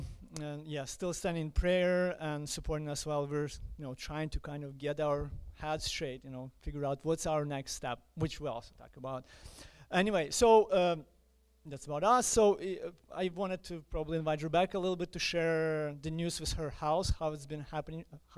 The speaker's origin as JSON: {"language": "English", "country": "Ukraine", "tie": "born or raised there", "accent": "Ukrainian", "second_language": "English", "moved": "as an adult", "said": "If you notice my accent, I am Ukrainian. I was born in Ukraine. But right now, we are what I call missionaries in exile"}